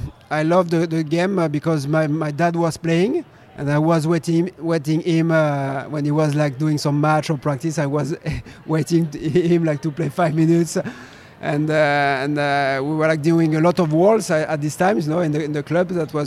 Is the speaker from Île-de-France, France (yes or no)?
no; Pau, Nouvelle-Aquitaine, France; I decided to go in my hometown in Pau, southwest of France. I love this region, and I built my own team